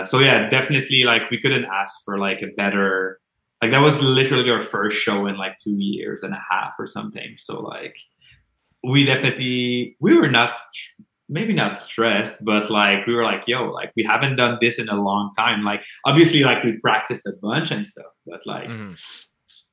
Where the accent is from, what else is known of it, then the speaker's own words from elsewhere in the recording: Montreal, Quebec, Canada; accent: Quebec accent; Montreal is like my hometown